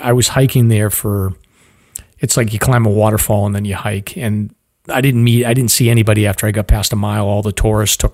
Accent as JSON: {"language": "English", "region": "Massachusetts", "country": "United States", "said": "I'm from Massachusetts"}